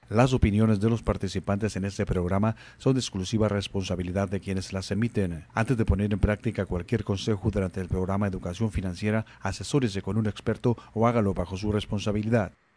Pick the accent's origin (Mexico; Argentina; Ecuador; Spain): Mexico; first language Spanish; now in California, United States; mi pueblo en México o Tijuana